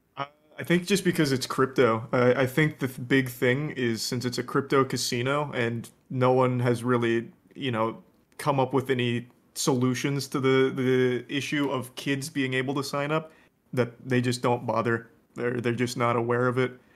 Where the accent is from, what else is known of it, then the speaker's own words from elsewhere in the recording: Florida, United States; moved away; I grew up in Florida